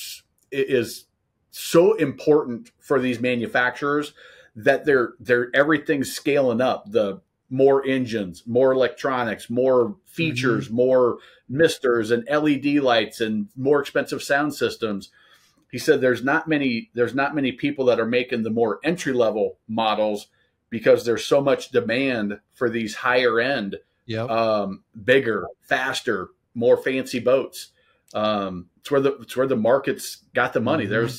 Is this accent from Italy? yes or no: no; Nebraska, United States; I grew up in Nebraska